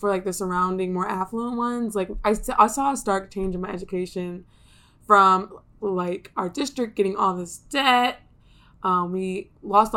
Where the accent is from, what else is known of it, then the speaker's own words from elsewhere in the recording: Ypsilanti, Michigan, United States; I grew up outside of Detroit in a suburb called Ypsilanti.